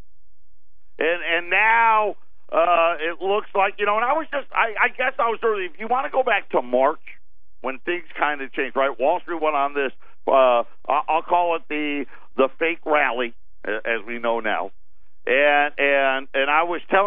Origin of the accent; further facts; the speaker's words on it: Syracuse, New York, United States; now in Arizona, United States; I grew up in Syracuse, New York. For those of you that didn't know, that's my hometown